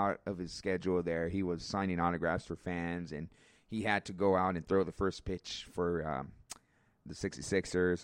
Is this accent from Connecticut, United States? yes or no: no; Riverside, California, United States; I'm from Riverside